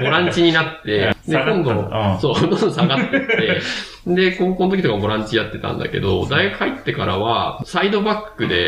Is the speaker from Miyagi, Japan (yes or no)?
yes; Sendai, Miyagi, Japan; moved away as an adult; now in Tokyo, Japan; で、僕は宮城県の仙台市出身で、ずっと大学院出るまで仙台で過ごしていて、で、大学院卒業してから、えっと、上京して